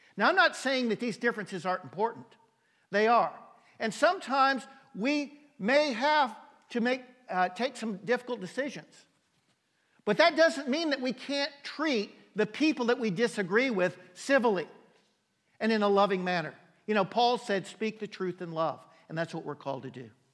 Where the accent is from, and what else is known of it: United States